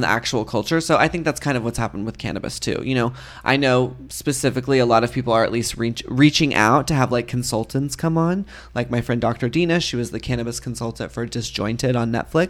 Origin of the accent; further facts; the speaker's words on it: Texas, United States; moved away; I grew up in Texas